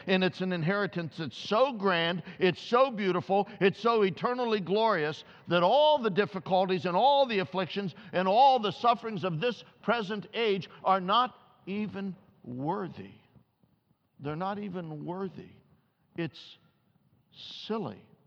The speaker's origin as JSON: {"language": "English", "town": "Columbus", "region": "Ohio", "country": "United States", "tie": "born or raised there", "said": "I grew up in Columbus, Ohio"}